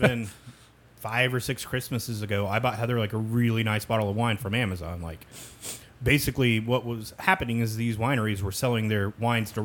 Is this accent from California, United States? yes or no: no; Kansas, United States; I grew up in Kansas